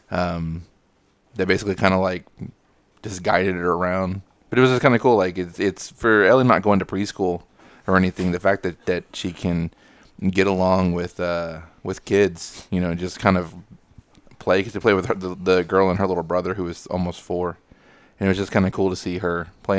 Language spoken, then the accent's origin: English; Texas, United States; I'm from Texas